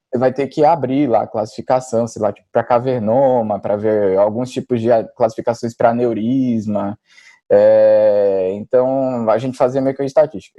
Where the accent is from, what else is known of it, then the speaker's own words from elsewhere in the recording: Maceió, Alagoas, Brazil; moved away as an adult; now in São Paulo, Brazil; eu sou natural de Maceió, na verdade. Eu acabei vindo para São Paulo para fazer residência e continuei aqui.